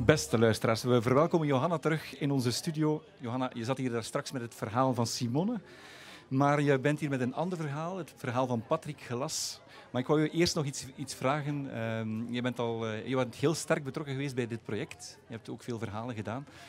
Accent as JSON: {"language": "Dutch", "region": "West Flanders", "country": "Belgium", "moved": "yes", "lives_now": "Dikkelvenne, Belgium", "said": "Ik als inwijkeling, als West-Vlaming"}